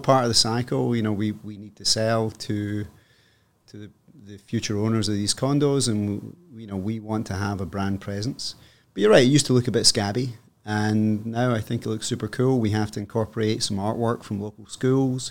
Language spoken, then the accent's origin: English; Scotland, United Kingdom; moved away as an adult; also born or lived in Hong Kong; now in Toronto, Canada; I am Scottish